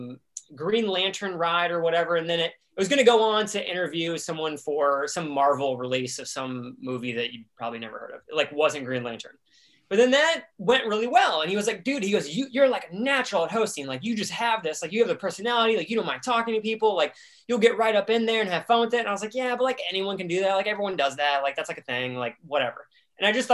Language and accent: English; Columbus, Ohio, United States; I grew up in Columbus, Ohio.